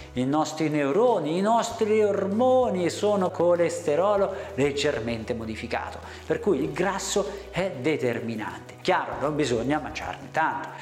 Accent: Italy; noi italiani

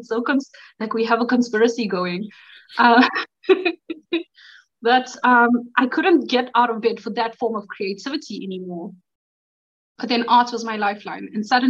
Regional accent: South Africa; moved away as an adult; now in Poland; I'm from South Africa.

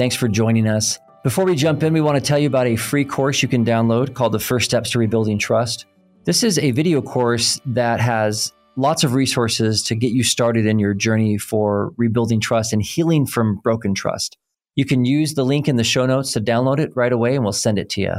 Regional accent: Oklahoma, United States; I'm from Oklahoma, so I can translate just about any bungled word because they sound right to me

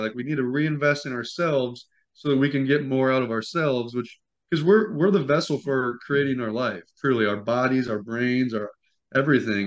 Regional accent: Midwest, United States; We're from the Midwest, and so it's naturally a penny-saving kind of lifestyle

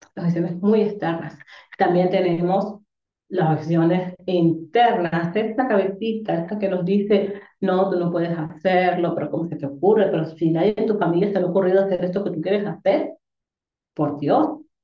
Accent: Dominican Republic; moved away; also born or lived in Tenerife, Spain; yo soy dominicana

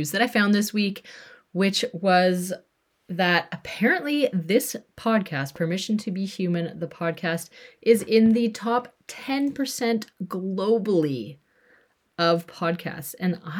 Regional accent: British Columbia, Canada; also born or lived in Alberta; I'm a white female. I was born in Alberta, Canada. I grew up in BC, Canada. And after traveling for 14-ish years, moved back to BC, Canada.

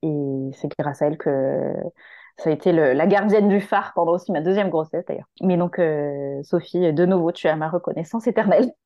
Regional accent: Marseille, Provence-Alpes-Côte d'Azur, France; moved away as an adult; also born or lived in Paris region; moi je suis marseillaise à la base, j'étais partie faire mes études en région parisienne

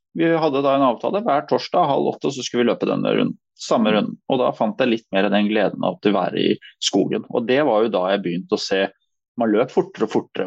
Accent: Asker, Akershus, Norway; also born or lived in Nærsnes; egentlig født og oppvokst i Asker

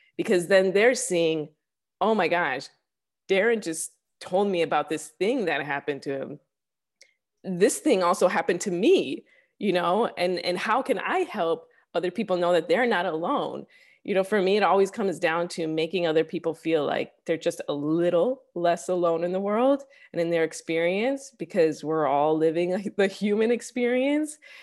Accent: Chicago, Illinois, United States; moved away as an adult; also born or lived in New York; now in Los Angeles, United States; I'm originally from Chicago. Uh, I lived in New York for a few years. I grew up actually in the city of Chicago

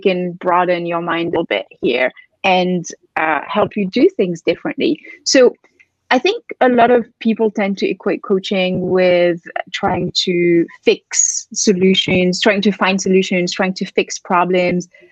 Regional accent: France; moved away as an adult; also born or lived in London / Barcelona / Philippines / Bali; now in New York, United States; I grew up in France

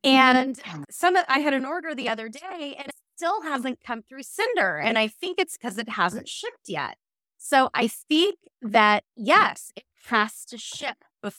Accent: Washington, United States; also born or lived in New Jersey; I grew up in Washington and some people say Washington and I just think that's totally wrong.

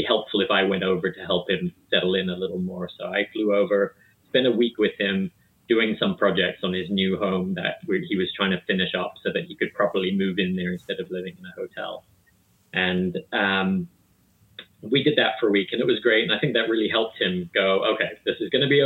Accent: South Africa; moved away as an adult; also born or lived in New Jersey, United States; now in Pasadena, United States; I was born and raised in South Africa of two British parents in the late 1970s

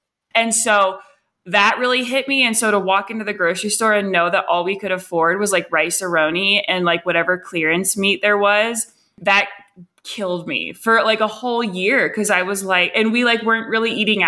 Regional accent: Morgantown, West Virginia, United States; moved away as an adult; now in Colorado, United States; I grew up in Morgantown

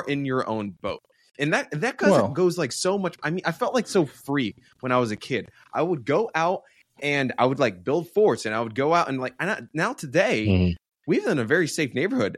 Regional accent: New Jersey, United States; also born or lived in New York; I was growing up in New Jersey, New York, New Jersey

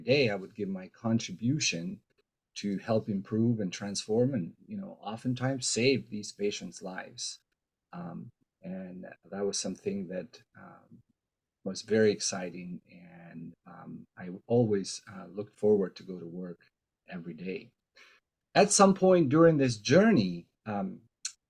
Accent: Albania; now in Seattle, United States; I am originally from Albania

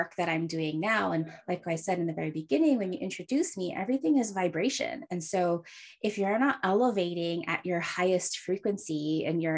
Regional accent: Hawaii, United States; now in San Francisco, United States; I was born and raised in Hawaii, but now live in San Francisco

